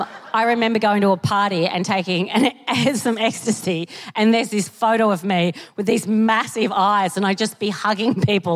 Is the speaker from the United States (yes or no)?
no; Australia; I'm from Australia